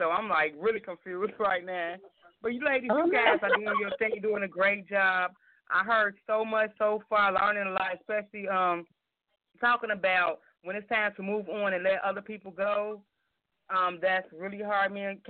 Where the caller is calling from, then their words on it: Chicago, Illinois, United States; I'm calling from Chicago.